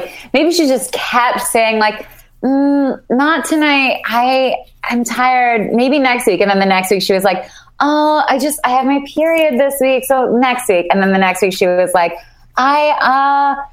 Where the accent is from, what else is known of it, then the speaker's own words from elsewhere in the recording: Canada; I am Canadian.